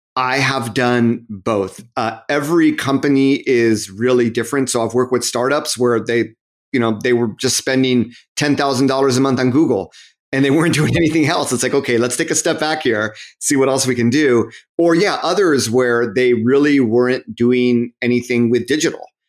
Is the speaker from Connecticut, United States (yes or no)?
no; Southern California, United States; moved away as an adult; also born or lived in Massachusetts / Japan; I'm from Southern California.